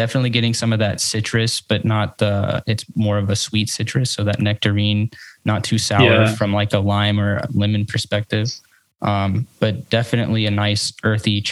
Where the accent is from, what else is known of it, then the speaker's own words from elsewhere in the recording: Savannah, Georgia, United States; my hometown of Savannah, Georgia